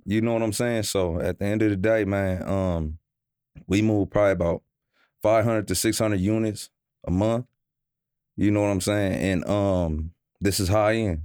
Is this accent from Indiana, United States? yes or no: no; Omaha, Nebraska, United States; now in Los Angeles, United States; I'm from, I'm from Nebraska. I'm from Omaha, Nebraska